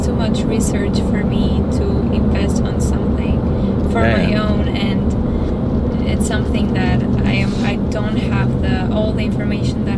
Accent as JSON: {"language": "English", "town": "Athens", "region": "Attica", "country": "Greece", "moved": "yes", "said": "I'm from Athens"}